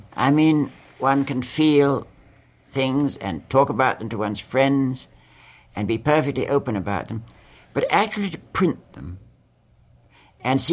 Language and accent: English; England, United Kingdom; moved away as an adult; now in United States; I always think of myself as English.